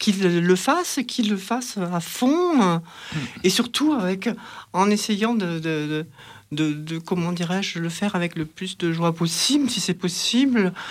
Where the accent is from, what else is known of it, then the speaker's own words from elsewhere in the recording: Marseille, Provence-Alpes-Côte d'Azur, France; born there; accent: chantant; Donc, je suis née euh, sur Marseille. Donc parfois ça ressort un petit peu, c'est chantant comme on dit.